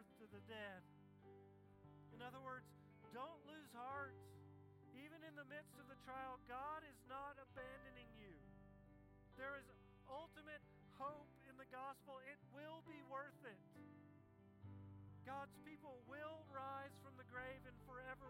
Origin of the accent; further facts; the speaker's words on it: Tennessee, United States; when I was a kid, when I grew up in Tennessee